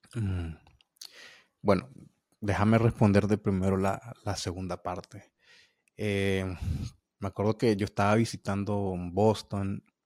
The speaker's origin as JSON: {"language": "Spanish", "country": "Nicaragua", "moved": "as an adult", "lives_now": "United States", "said": "de Latinoamérica y de, y de, Nicaragua, mi país"}